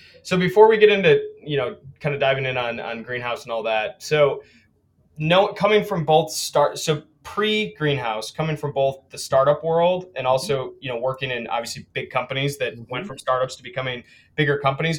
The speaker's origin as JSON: {"language": "English", "town": "Saline", "region": "Michigan", "country": "United States", "tie": "born or raised there", "said": "You know, I grew up in Saline."}